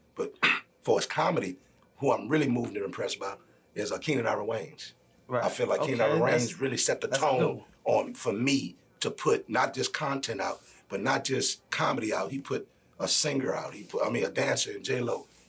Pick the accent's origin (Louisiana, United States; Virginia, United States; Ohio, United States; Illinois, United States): Louisiana, United States; New Orleans; now in Atlanta, United States; I'm from New Orleans.